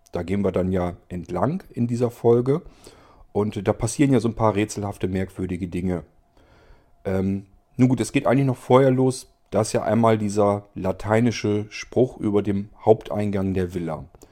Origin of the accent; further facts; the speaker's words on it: Barenburg, Lower Saxony, Germany; dort, wo ich aufgewachsen bin